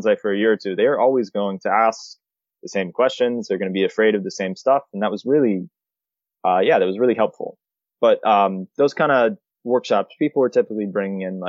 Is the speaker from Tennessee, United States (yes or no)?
no; Florida, United States; moved away as an adult; now in Japan; I'm from Florida, so I do want to be like, remotely close to family